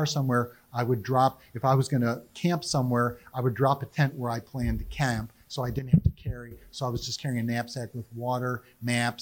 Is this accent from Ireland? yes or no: no; Cleveland, Ohio, United States; now in Raleigh, United States; I grew up in Cleveland